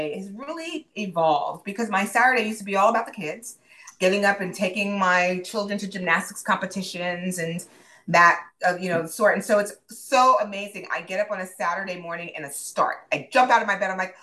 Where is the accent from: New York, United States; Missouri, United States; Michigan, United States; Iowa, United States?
New York, United States; New York City; moved away as an adult; now in Dallas, United States; So I am a transplant living in the Dallas area. I grew up in Manhattan in the Bronx